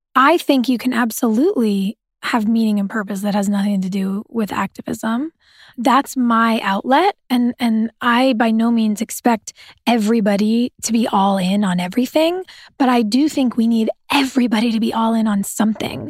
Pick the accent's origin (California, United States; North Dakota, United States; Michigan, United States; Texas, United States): California, United States; Southern; I grew up in Southern California